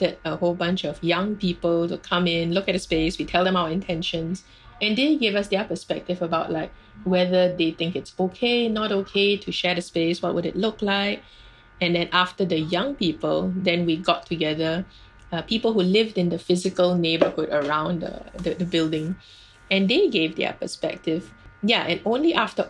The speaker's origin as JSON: {"language": "English", "country": "Singapore"}